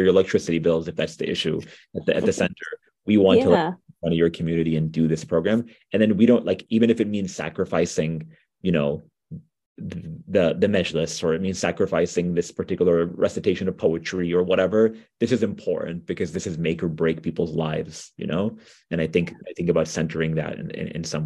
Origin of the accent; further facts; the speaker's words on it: New York, United States; I'm from New York, like folks may have figured out. And so we have, you know, really, really good food here